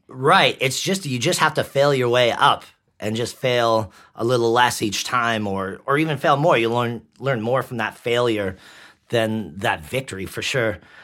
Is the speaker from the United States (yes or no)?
no; White Rock, British Columbia, Canada; accent: Canadian; also born or lived in Langley, British Columbia / Ottawa, Ontario; I was born in White Rock. I lived in Ottawa, Ontario for years.